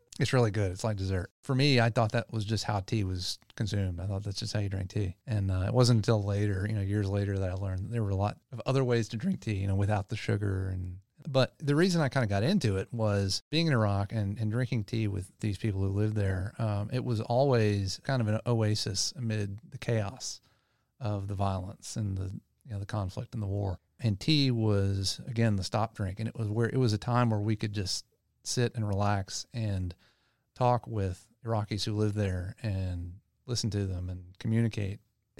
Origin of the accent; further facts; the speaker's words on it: Louisiana, United States; I grew up in Louisiana and everything was about iced tea, sweet tea.